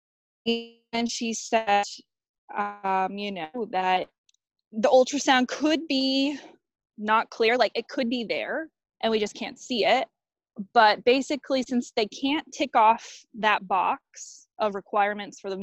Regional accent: Boulder, Colorado, United States; moved away as an adult; now in Victoria, Australia; my hometown of Boulder, Colorado

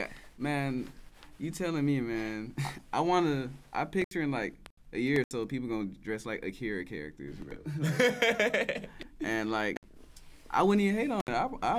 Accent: the South, United States; I'm growing up in the South.

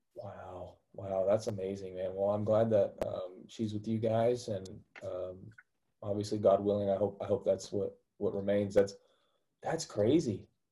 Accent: Missouri, United States; That's where I'm from. I'm from Missouri

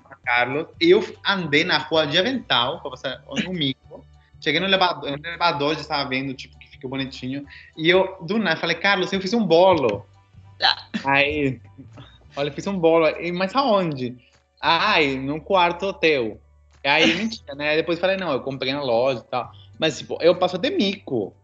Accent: Peru; moved away; eu sou peruano

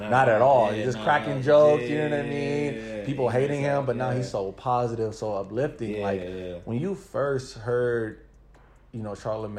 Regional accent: San Bernardino, California, United States; moved away as an adult; also born or lived in Oregon / Los Angeles; now in San Francisco Bay Area, United States; I'm from San Bernardino, Colton area, and it's just, like, they're not, you know, too many opportunities out there, the ones that we get out here in the Bay.

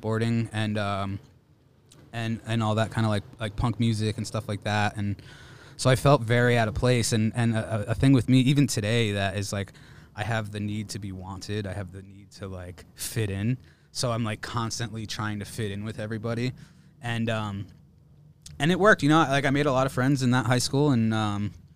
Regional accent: New Haven, Connecticut, United States; moved away as an adult; also born or lived in Old Saybrook, Connecticut; now in Los Angeles, United States; I'm originally from Connecticut. I say New Haven, but I went to high school in Old Saybrook.

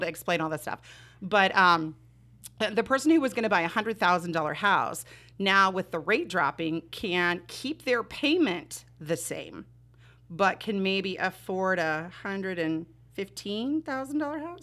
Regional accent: Southern California, United States; moved away as an adult; now in southwestern Pennsylvania, United States; I'm born and raised in Southern California

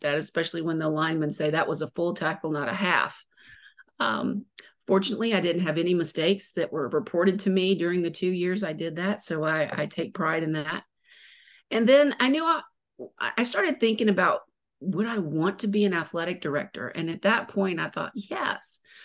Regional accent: Mobile, Alabama, United States; I was born and raised in Mobile

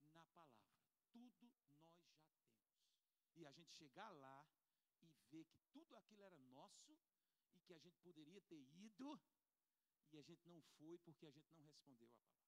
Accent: Buíque, Pernambuco, Brazil; Eu, tô, eu sou de Arco Verde, não, sou de Buíque. De Buíque, não, eu sou de uma, uma, uma cidade de Buíque. Buíque já é ruim. Eu sou de um distrito de Buíque.

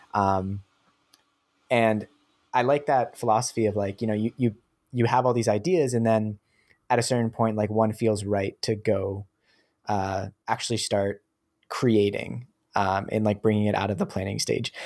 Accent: New Hampshire, United States; I, I grew up in New Hampshire in the U S

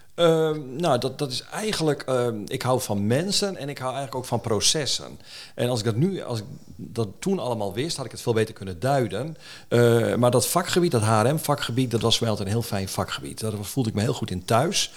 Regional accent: Jonkersvaart, Groningen, Netherlands; also born or lived in De Wilp; Ja, ik, ik ben opgegroeid ook in het Westerkwartier. Ik ben opgegroeid aan de Jonkersvaart.

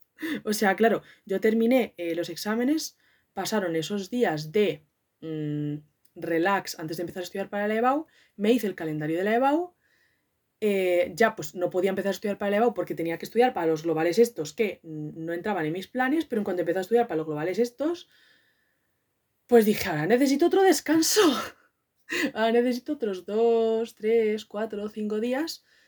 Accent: Madrid, Community of Madrid, Spain; Soy de Madrid

